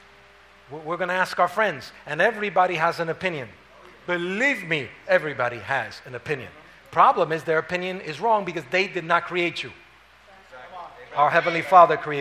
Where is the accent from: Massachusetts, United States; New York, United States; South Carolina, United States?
New York, United States; New York City; I was raised up in Harlem.